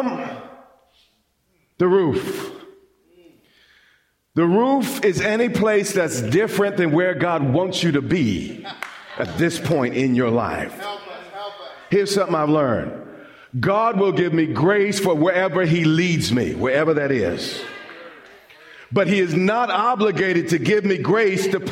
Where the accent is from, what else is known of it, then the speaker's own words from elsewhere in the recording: Long Island, New York, United States; When I was a kid, I grew up on Long Island